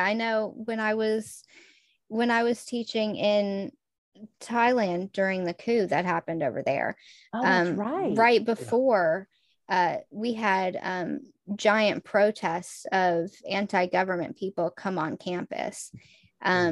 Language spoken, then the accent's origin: English; Texas, United States; moved away as an adult; the culture I grew up in Texas